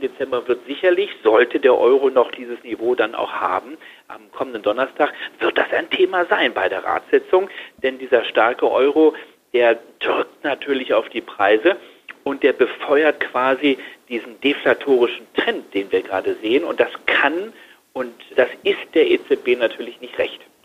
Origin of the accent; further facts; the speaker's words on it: Germany; bei uns in Deutschland